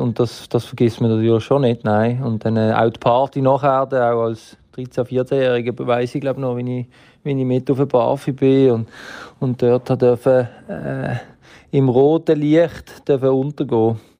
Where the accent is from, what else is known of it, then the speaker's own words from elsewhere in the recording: Basel, Basel-Stadt, Switzerland; als Basler